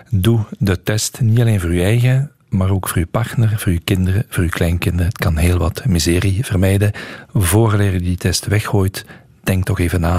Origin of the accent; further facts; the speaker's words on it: Hasselt, Limburg, Belgium; Heel veel respect voor … en als Hasselaar en zij Hasselse zijn we natuurlijk fier op.